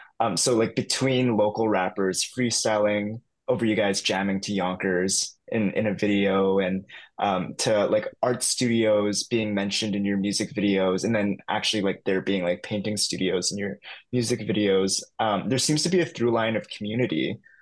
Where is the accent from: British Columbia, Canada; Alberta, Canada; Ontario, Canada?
British Columbia, Canada; Surrey; So it goes Victoria, Toronto, and then my hometown, Surrey, BC.